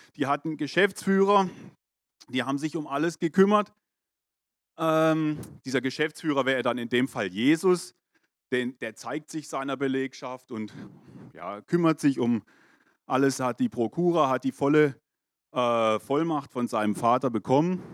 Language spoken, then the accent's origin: German; Germany; Ich bin der Tatsache nach Deutscher